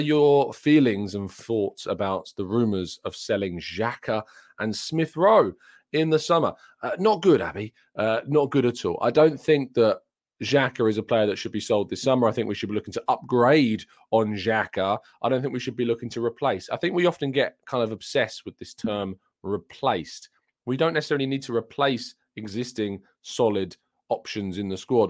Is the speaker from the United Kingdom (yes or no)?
yes; England, United Kingdom; I'm English myself